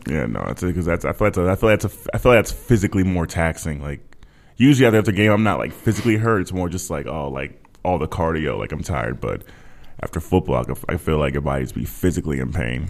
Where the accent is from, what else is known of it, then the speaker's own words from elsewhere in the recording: Minnesota, United States; now in Texas, United States; I was from from Minnesota, but I live in Texas now